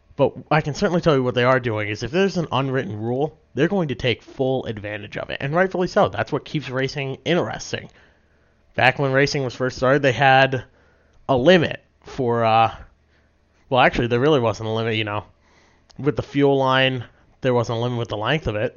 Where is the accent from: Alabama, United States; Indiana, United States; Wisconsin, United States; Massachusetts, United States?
Massachusetts, United States; I'm from Massachusetts.